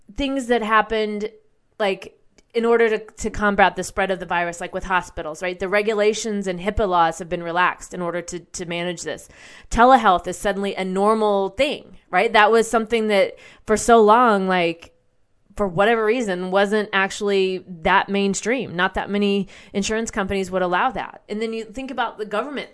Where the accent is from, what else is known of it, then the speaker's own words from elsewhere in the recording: United States; also born or lived in Nashville, Tennessee; as American people